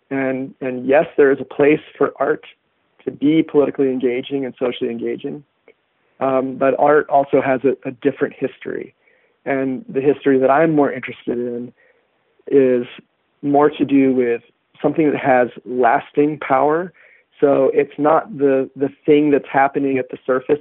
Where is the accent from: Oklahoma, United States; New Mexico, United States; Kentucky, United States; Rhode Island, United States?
New Mexico, United States; Santa Fe; I was born in Santa Fe. It's it's pretty hard to not fit within the stereotype. But yes, my parents were hippies, and I was raised on healthy food